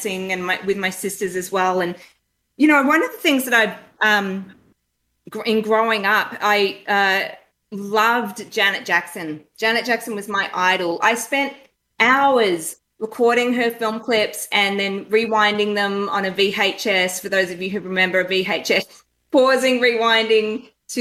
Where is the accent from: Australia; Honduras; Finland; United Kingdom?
Australia; northeast Victoria; moved away; So very small country town in northeast Victoria.